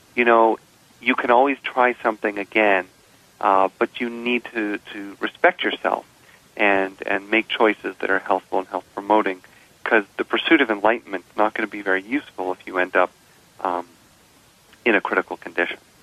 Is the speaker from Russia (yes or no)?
no; Canada; I'm a Canadian